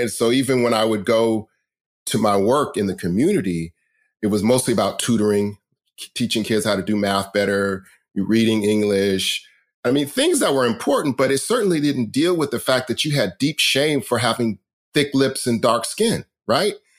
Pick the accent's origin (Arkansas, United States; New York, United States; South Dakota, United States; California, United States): California, United States; Riverside; I grew up in Riverside, California